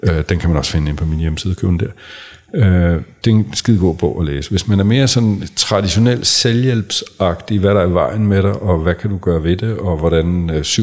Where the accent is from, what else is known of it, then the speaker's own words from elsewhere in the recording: Sorø, Zealand, Denmark; Han er flyttet til min barndomsby, øh, Sorø.